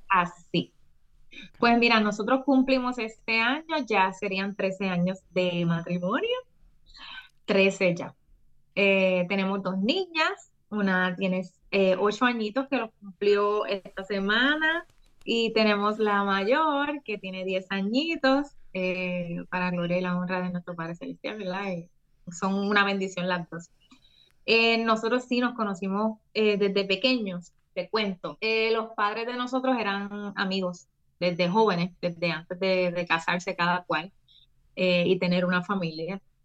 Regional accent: Puerto Rico; de Puerto Rico para el mundo.

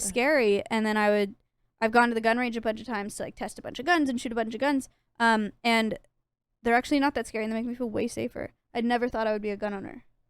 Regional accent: California, United States; now in Texas, United States; I'm from California

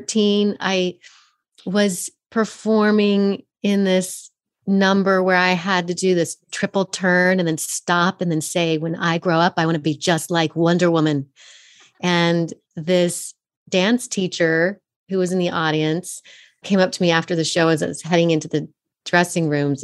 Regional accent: Fort Collins, Colorado, United States; moved away as an adult; also born or lived in San Francisco; I took acting classes at this little studio where I grew up in Fort Collins, Colorado.

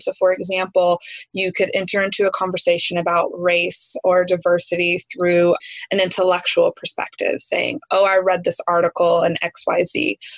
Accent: East Tennessee, United States; I grew up in East Tennessee

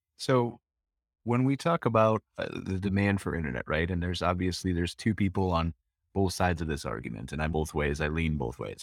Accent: United States; being an American

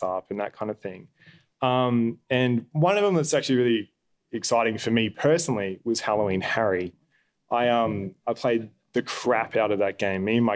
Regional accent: Albury-Wodonga, Australia; moved away; I'm originally from Albury Wodonga, just on the border of New South and Victoria.

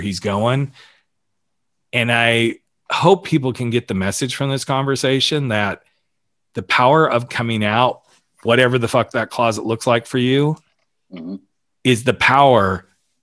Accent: the South, United States; moved away; I grew up in the South. So I wasn't out when I was in the South

